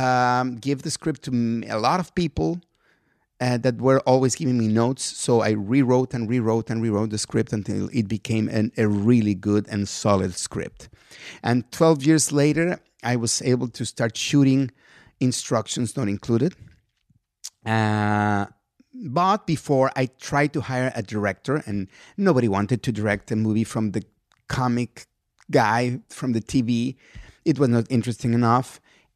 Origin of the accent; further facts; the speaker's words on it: Mexico; English is a second language; moved away as an adult; now in United States; I'm a guy from Mexico